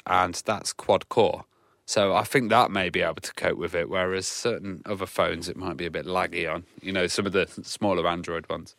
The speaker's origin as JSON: {"language": "English", "country": "United Kingdom", "said": "as a British uh, guy"}